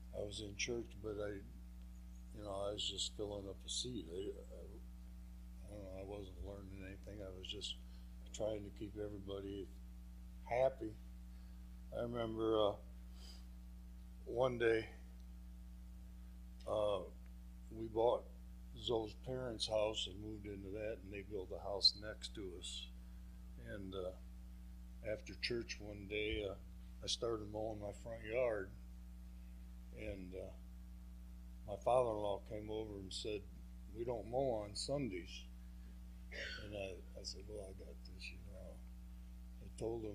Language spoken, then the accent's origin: English; Michigan, United States; also born or lived in Vicksburg, Michigan / Galien, Michigan / Three Oaks, Michigan; I was born in Vicksburg, Michigan, and I was baptized as an infant